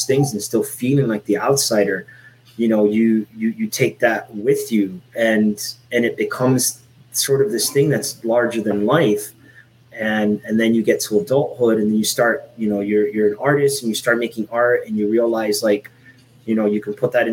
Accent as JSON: {"language": "English", "town": "Miami", "region": "Florida", "country": "United States", "tie": "born or raised there", "also_born_or_lived": "Puerto Rico", "said": "I grew up in Miami, Florida"}